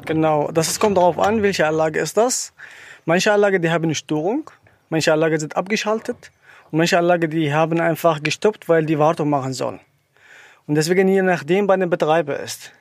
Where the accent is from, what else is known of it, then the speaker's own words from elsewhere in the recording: Syria; German is a second language; moved away as an adult; now in Germany; ich komme ursprünglich aus Syrien. Ich bin seit 2016 hier in Deutschland.